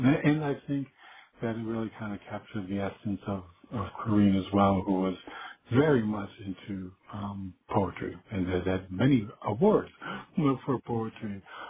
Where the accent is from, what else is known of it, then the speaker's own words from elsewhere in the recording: Virginia, United States; accent: Southern; I'm from Virginia, and she was referring to my southern accent.